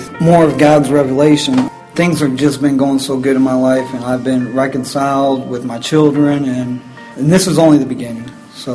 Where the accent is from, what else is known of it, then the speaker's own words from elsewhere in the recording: Detroit, Michigan, United States; also born or lived in Springfield; I was born in Springfield, raised in Detroit